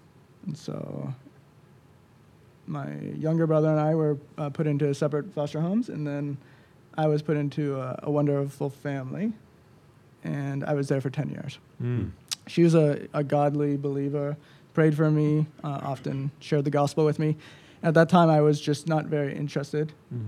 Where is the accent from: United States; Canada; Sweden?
Canada; Peterborough; born there; So I was born in Peterborough. To a low-income family.